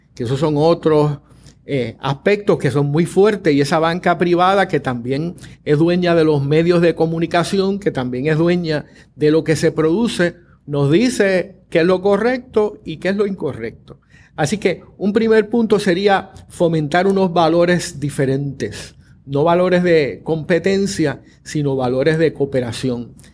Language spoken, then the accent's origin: Spanish; Puerto Rico; somos puertorriqueños, caribeños, latinoamericanos, occidentales